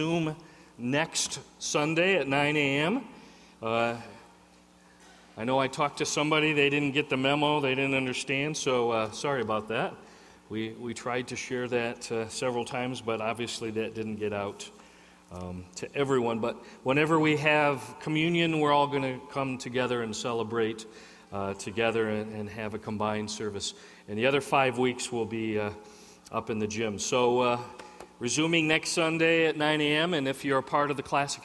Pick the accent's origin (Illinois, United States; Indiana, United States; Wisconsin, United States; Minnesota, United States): Illinois, United States; near Chicago; I grew up near Chicago